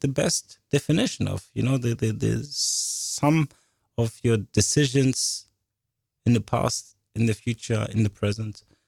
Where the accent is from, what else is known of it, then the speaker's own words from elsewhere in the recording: Paris, Île-de-France, France; I was born in Paris, France, and was a Catholic